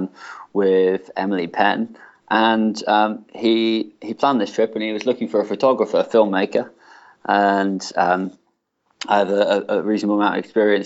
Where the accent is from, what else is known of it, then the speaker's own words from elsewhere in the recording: Plymouth, South West England, United Kingdom; moved away; my hometown in Plymouth